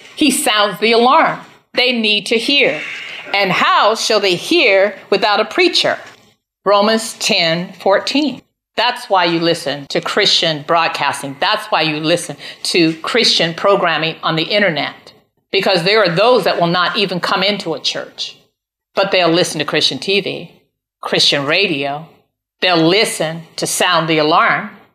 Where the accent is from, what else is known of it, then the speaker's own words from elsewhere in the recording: United States; I'm an American